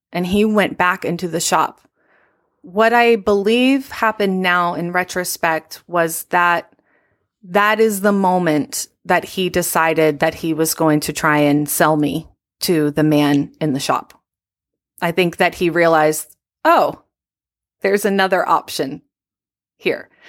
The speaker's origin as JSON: {"language": "English", "region": "Virginia", "country": "United States", "said": "I'm from Virginia"}